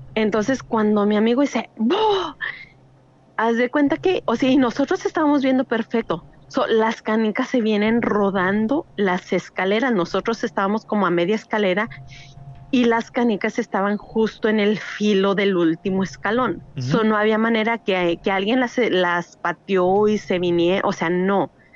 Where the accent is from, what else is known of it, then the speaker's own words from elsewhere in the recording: El Paso, Texas, United States; also born or lived in Durango, Mexico; now in Laredo, United States; nací en El Paso, Texas. Mi familia es originaria de Durango, México, pero ahorita estoy radicando en Laredo, Texas